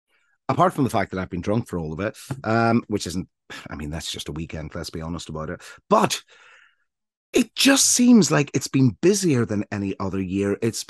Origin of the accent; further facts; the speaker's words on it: Ireland; now in England, United Kingdom; I grew up in Ireland in a time when we all fought against one common cause